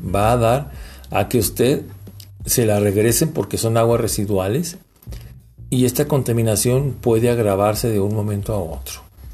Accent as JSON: {"language": "Spanish", "region": "Durango", "country": "Mexico"}